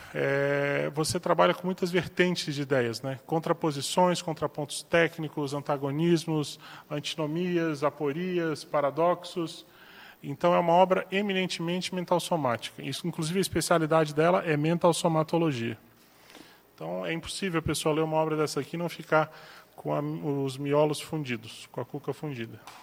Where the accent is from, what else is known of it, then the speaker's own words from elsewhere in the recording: Florianópolis, Santa Catarina, Brazil; now in Foz do Iguaçu, Brazil; Florianópolis, que é minha terra